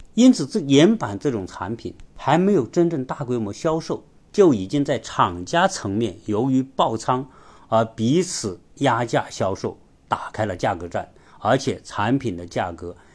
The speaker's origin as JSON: {"language": "Chinese", "country": "China", "said": "我们中国人"}